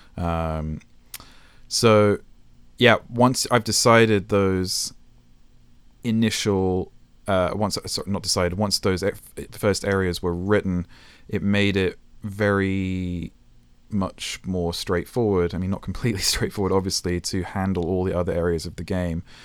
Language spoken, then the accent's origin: English; United Kingdom; moved away as an adult; also born or lived in Japan; now in California, United States; I'm British, so I'm not really, even though I've been here for nine years